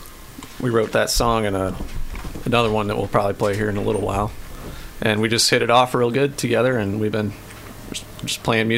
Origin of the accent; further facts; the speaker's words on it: Michigan, United States; now in St. Louis, United States; Originally, Michigan, but moved all over and ended up in St. Louis.